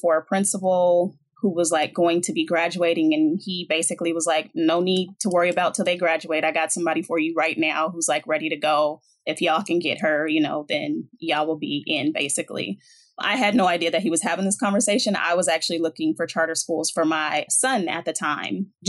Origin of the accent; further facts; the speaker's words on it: Seattle, Washington, United States; I was born and raised in Seattle, Washington